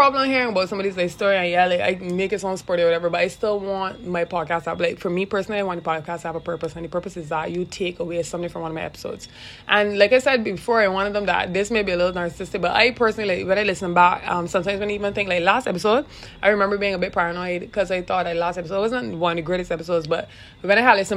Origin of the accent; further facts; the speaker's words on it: Barbados; I am Barbadian. And if at any point in time I stray that I realize I'm probably too thick with my accent